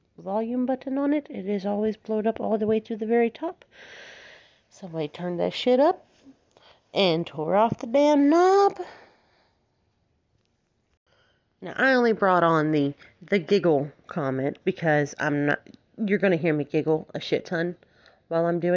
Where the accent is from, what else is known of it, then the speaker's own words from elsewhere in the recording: Alabama, United States; I have been born and raised in the South, United States, Alabama, all the way